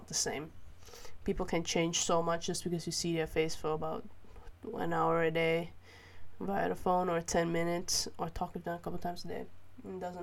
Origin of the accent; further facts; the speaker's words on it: Malaysia; now in Netherlands; Growing up in Malaysia